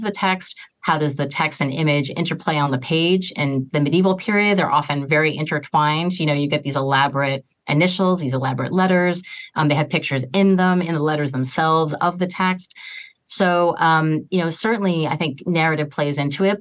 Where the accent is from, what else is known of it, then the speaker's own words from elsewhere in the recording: outside New York, United States; I grew up outside New York